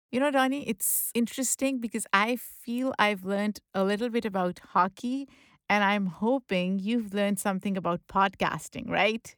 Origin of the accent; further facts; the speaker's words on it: Lahore, Punjab, Pakistan; English is a second language; moved away; I grew up in Lahore